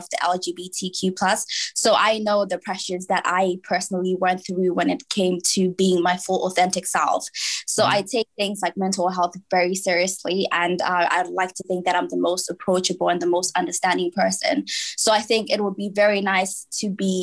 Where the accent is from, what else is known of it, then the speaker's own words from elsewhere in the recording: Manchester, North West England, United Kingdom; moved away as an adult; now in Leicester, United Kingdom; I'm from Manchester.